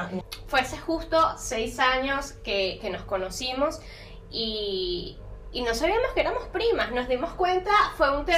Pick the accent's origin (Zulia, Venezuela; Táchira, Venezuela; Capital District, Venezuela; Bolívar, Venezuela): Capital District, Venezuela; Caracas; moved away as an adult; now in Montevideo, Uruguay; soy de Caracas